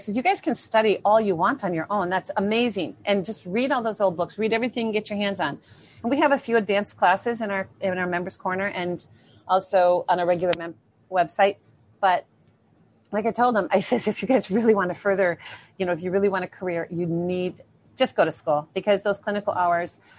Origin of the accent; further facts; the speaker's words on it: Minnesota, United States; my hometown in Minnesota